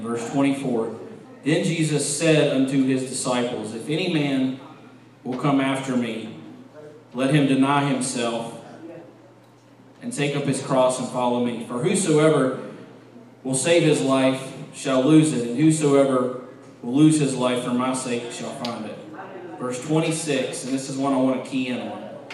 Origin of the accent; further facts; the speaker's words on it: West Virginia, United States; growing up in West Virginia